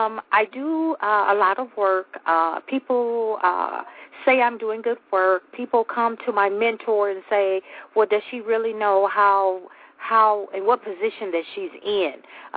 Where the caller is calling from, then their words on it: Michigan, United States; I'm calling from Michigan.